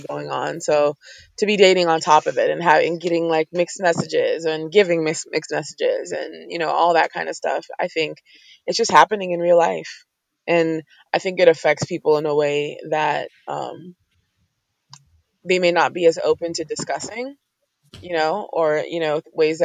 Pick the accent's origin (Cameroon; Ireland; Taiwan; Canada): Cameroon; moved away; I'm from Cameroon, Central Africa originally